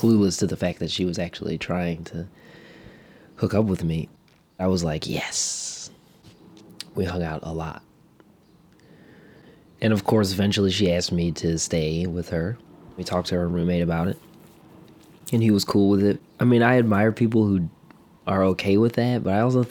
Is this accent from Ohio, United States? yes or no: yes; Cleveland, Ohio, United States; I grew up in Cleveland, Ohio.